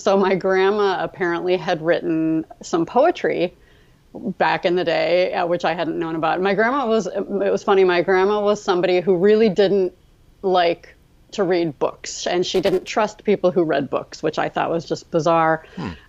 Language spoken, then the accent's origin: English; Midwest, United States; also born or lived in Baltimore; I was born in Baltimore. But we moved to the Midwest when I was about 3.